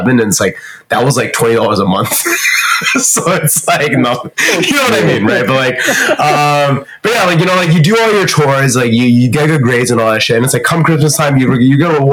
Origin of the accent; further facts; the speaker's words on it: Canada; also born or lived in Shanghai, China; I grew up in Canada with my family